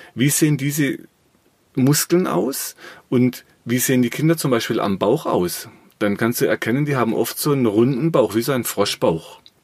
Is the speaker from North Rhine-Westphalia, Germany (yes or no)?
no; Black Forest, Baden-Württemberg, Germany; ich habe im Schwarzwald, wo ich herkomme, äh, eine Firma.